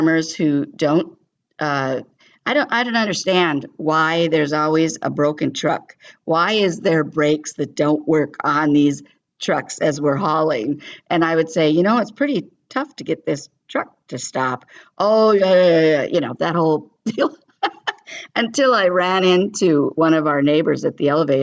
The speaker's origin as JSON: {"language": "English", "region": "California", "country": "United States", "tie": "born or raised there", "moved": "as an adult", "said": "I was raised in California, not on a farm."}